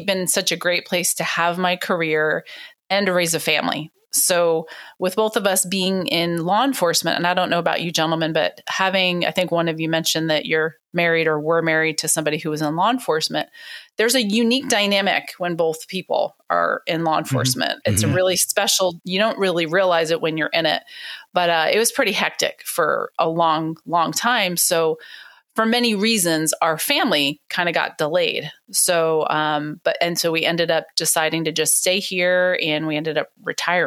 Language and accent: English; East Coast, United States; moved away; also born or lived in Miami, Florida; I'm originally from the East Coast